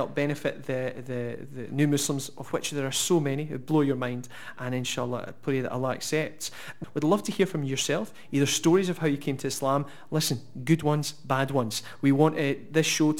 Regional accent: Oban, Scotland, United Kingdom; moved away as an adult; now in Glasgow, United Kingdom; by the time I was about 18, I moved to Glasgow from Oban

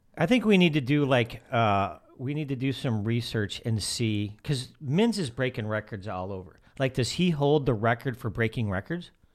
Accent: outside of Chicago, Illinois, United States; moved away; I grew up outside of Chicago.

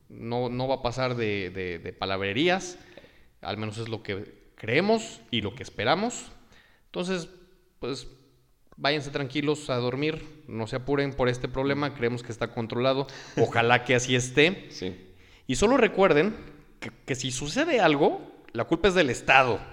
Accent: Mexico; nosotros, como mexicanos o como latinoamericanos

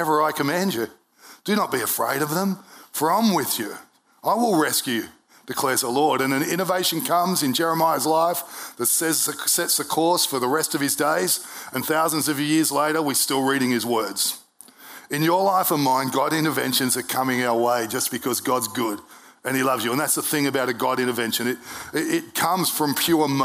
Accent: Brisbane, Queensland, Australia; I was born in Brisbane Hospital in 1971

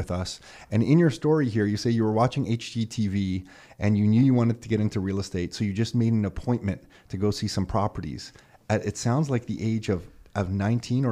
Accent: Mississauga, Ontario, Canada; also born or lived in Toronto; I was actually born in Toronto, but Nick and I both born in Toronto, but quickly moved to Mississauga.

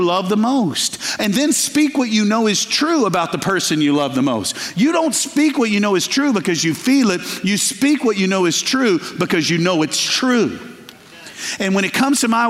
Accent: Arkansas, United States; I'm from Arkansas.

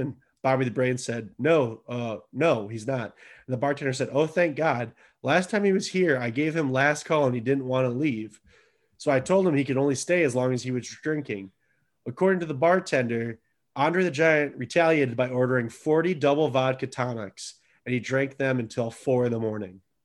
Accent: United States; I'm an American

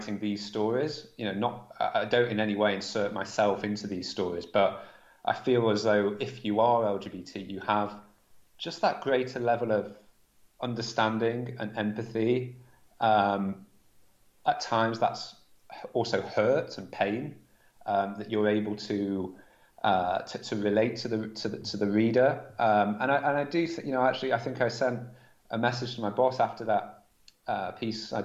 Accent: Manchester, North West England, United Kingdom; born or raised there

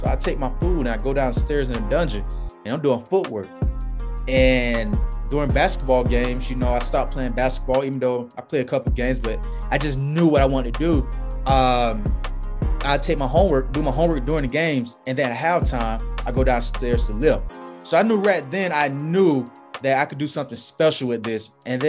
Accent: Raleigh, North Carolina, United States; I grew up in Raleigh, right on Kissimmee Street.

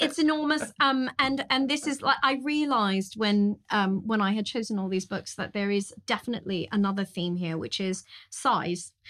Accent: California, United States; I grew up in California

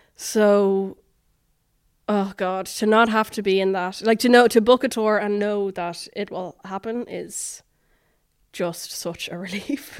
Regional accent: Dublin, Leinster, Ireland; born or raised there; moved away as an adult; also born or lived in New York

